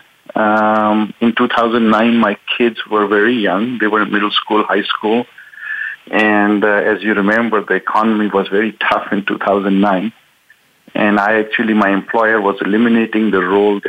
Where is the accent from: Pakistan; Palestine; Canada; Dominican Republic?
Pakistan; moved away as an adult; also born or lived in Wichita, Kansas; now in United States; I'm originally from Pakistan.